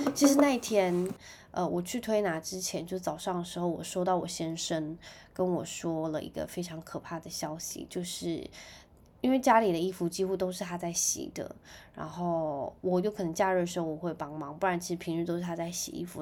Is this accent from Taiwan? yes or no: yes; Penghu County, Taiwan; moved away; 因为我是在澎湖长大